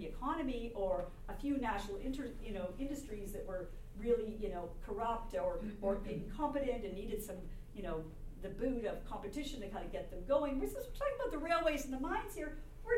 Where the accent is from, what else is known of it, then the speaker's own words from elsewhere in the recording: Canada; I'm a Canadian